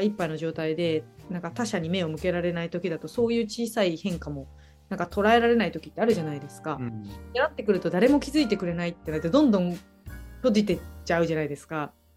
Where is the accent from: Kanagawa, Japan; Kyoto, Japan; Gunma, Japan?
Kyoto, Japan; Uji; now in Sendai, Japan; もともと出身はですね京都の宇治市